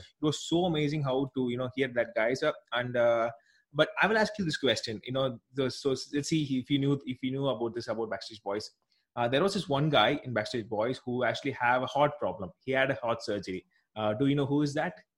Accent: South India, India; I'm actually from India. Here we don't actually use those uh, that much, at least in our south part of the country

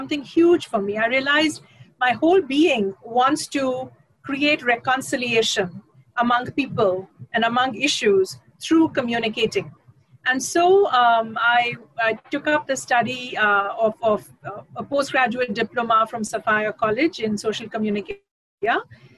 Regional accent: India; I see myself as a Indian citizen before I think of myself as a Oriya daughter or a Marathi daughter, etc.

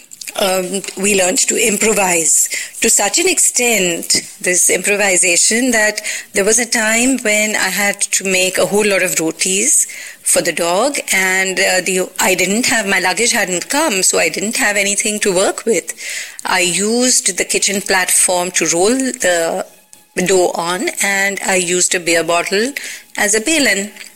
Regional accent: Mumbai, Maharashtra, India; moved away as an adult; also born or lived in Hindon, Uttar Pradesh; now in Goa, India; I was born and raised in Bombay

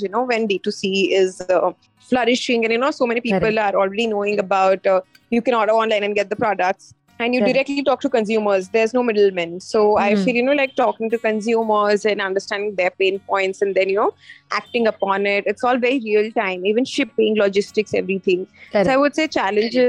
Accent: Ankleshwar, Gujarat, India; moved away as an adult; also born or lived in Punjab / London; So, I was born in Punjab, but I was brought up in a very small town called Ankleshwar. It's in Gujarat

